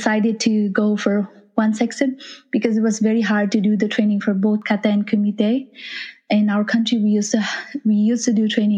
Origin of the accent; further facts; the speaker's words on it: Nepal; I'm from Nepal, is where you have Mount Everest there